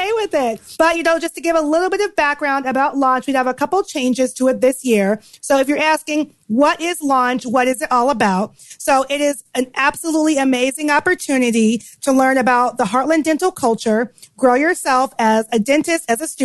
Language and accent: English; Chicago, Illinois, United States; in Chicago, my hometown